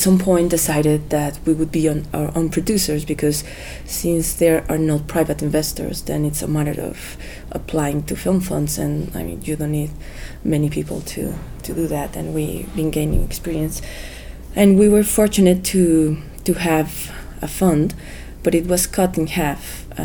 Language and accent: English; Guanajuato, Mexico; I went to my hometown to shoot the movie because I felt safe in Guanajuato.